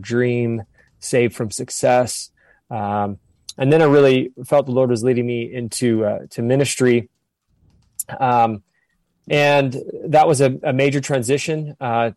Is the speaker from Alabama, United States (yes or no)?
no; Southern California, United States; moved away as an adult; also born or lived in Orange County, California / Bend, Oregon; now in Sedona, United States; born and raised in Southern California, moved to Orange County for a period of time